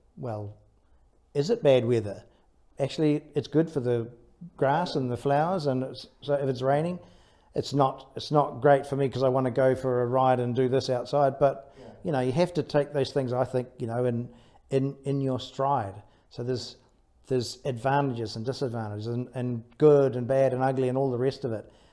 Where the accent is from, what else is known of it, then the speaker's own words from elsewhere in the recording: Taranaki, New Zealand; I was brought up in Taranaki, so brought up by the sea